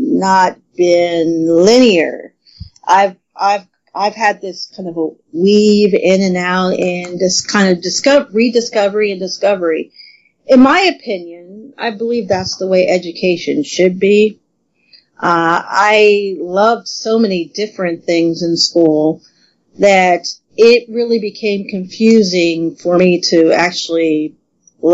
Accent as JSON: {"language": "English", "region": "southern Ohio", "country": "United States", "tie": "born or raised there", "said": "Actually a really small town in southern Ohio. So I'm not even from I'm from a rural area."}